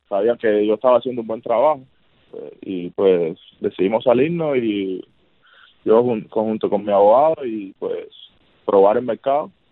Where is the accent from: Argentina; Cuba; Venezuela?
Cuba; moved away as an adult; now in United States; somos cubanos